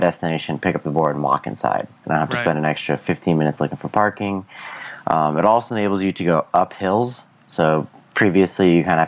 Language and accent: English; Minnesota, United States; moved away as an adult; now in San Diego, United States; I grew up in Minnesota